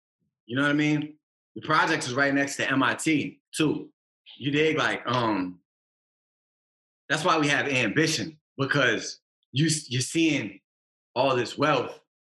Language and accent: English; Cambridge, Massachusetts, United States; The first thing I say is I'm from Cambridge, where Patrick Ewing's from